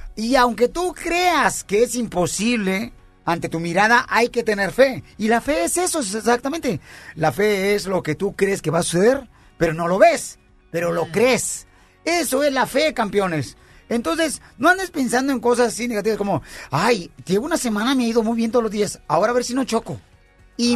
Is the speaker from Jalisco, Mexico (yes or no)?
yes; Ocotlán, Jalisco, Mexico; now in United States; yo soy de, de Ocotlán y mis dientes son de fuera